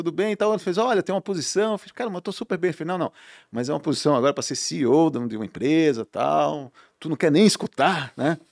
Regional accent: Recife, Pernambuco, Brazil; moved away; Sou pernambucano, né?

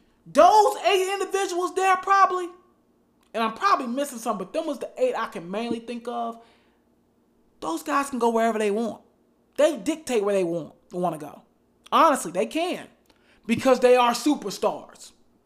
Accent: New York, United States; I'm from New York.

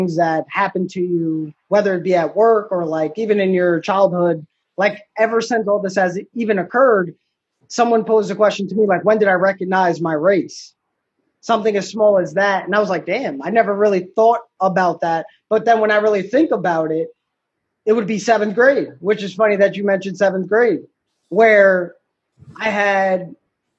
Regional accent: Davies, New York, United States; I'm from Davies, where I live

